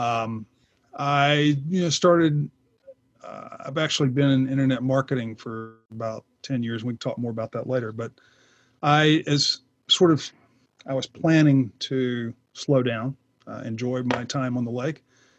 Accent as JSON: {"language": "English", "town": "Atlanta", "region": "Georgia", "country": "United States", "also_born_or_lived": "Lake Lanier, Georgia", "said": "I'm from Atlanta. I live now on Lake Lanier, north of Atlanta"}